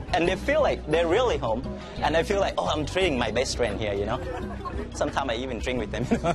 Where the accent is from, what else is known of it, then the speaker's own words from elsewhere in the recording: Thailand; first language Thai; English is a second language; now in Vacaville, United States; my Thai is my first language, English is my second, food is my third language.